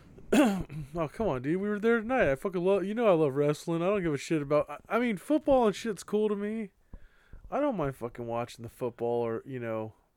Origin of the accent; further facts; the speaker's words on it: California, United States; We're from California